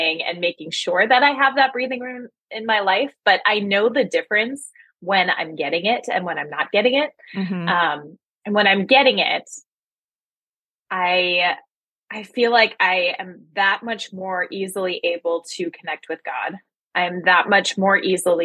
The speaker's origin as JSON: {"language": "English", "region": "East Coast", "country": "United States", "tie": "born or raised there", "moved": "as an adult", "lives_now": "Pacific Northwest, United States", "said": "I live in the Pacific Northwest, but I am originally from the East Coast, and that was where I spent most of my life"}